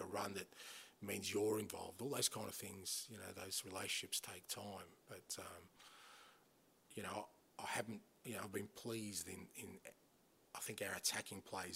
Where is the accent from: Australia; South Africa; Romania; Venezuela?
Australia; moved away; growing up in Australia